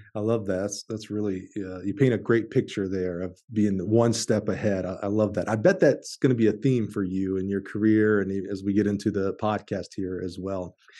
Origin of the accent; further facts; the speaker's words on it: Alabama, United States; now in Champaign, Illinois, United States; I'm from Alabama. That's where I played high school ball